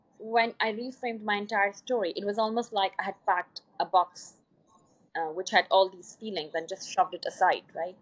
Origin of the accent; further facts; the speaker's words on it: Pakistan; moved away as an adult; also born or lived in Poland; I was from Pakistan